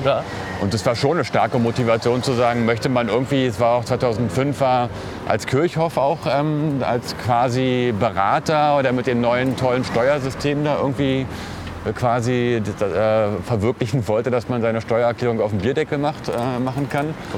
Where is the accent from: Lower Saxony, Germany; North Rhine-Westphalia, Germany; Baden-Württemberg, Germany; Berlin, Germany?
Berlin, Germany; also born or lived in Hellersdorf, Berlin; Also ich bin ja auch in Neukölln groß geworden